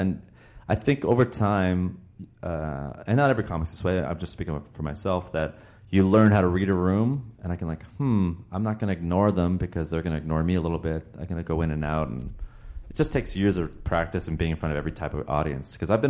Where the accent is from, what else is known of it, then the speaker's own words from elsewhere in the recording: Toronto, Ontario, Canada; I grew up in Toronto, Canada, dude. Toronto, Ontario.